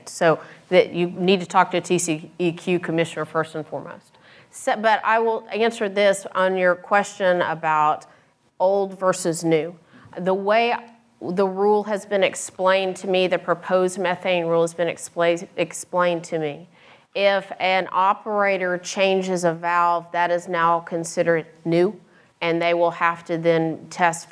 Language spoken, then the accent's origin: English; West Texas, United States; moved away as an adult; now in Austin, United States; I grew up in West Texas